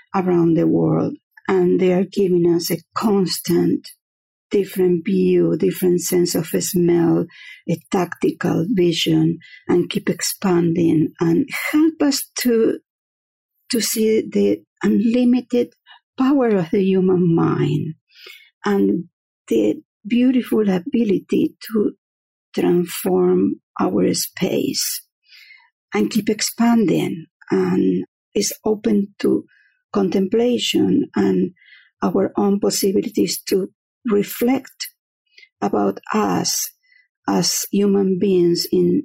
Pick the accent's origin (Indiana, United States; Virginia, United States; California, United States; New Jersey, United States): Virginia, United States; Fredericksburg; I am from Fredericksburg, Virginia